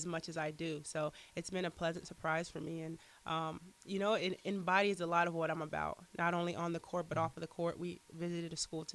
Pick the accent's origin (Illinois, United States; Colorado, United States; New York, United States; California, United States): Colorado, United States; Colorado Springs; I'm from Colorado Springs. Okay. So, you know, I have to stick with the hometown team, with the Nuggets.